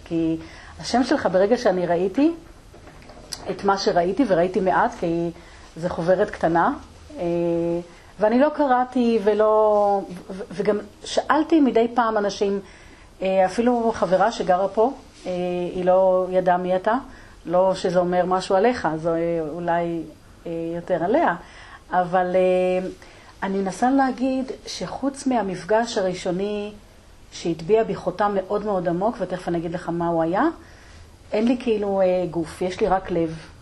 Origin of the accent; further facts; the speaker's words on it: Degania Bet, Northern District, Israel; אצלנו בדגניה ב'